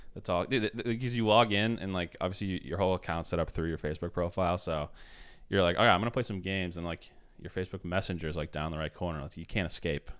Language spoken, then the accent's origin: English; Billerica, Massachusetts, United States; also born or lived in South Boston; my parents just came to see me the first time in my hometown. I had a show in Billerica